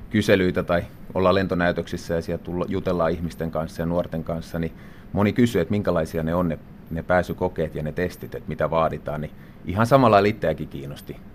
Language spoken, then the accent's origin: Finnish; Vääksy, Päijänne Tavastia, Finland; No omassa elämässä se lähti siitä oikeastaan, että asuttiin vielä, vielä tota perheenä lapsena, asuttiin Vääksyssä